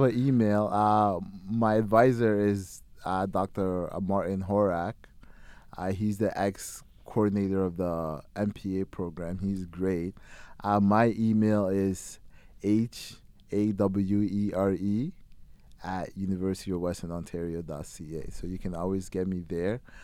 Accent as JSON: {"language": "English", "country": "Ghana", "moved": "yes", "lives_now": "London, Canada", "said": "I'm from Ghana originally"}